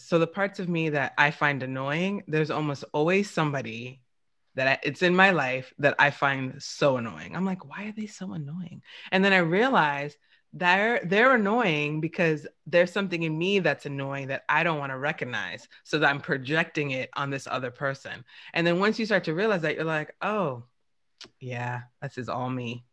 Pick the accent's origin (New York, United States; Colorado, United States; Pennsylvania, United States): New York, United States; I'm from New York, and New Yorkers we just curse